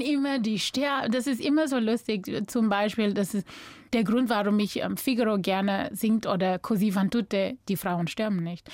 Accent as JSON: {"language": "German", "region": "North West", "country": "South Africa", "tie": "born or raised there", "also_born_or_lived": "Cape Town, South Africa / New York, United States / Augsburg, Germany", "second_language": "German", "moved": "as an adult", "lives_now": "Germany", "said": "Ich bin so überall in Südafrika aufgewachsen. Ich bin in Kapstadt geboren. Dann mit sechs Jahren alt sind wir dann umgezogen nach Bob"}